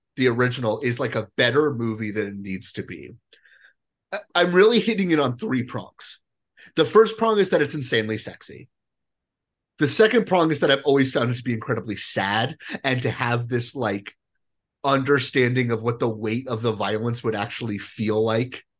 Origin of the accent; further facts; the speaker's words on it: Colorado, United States; I am from Colorado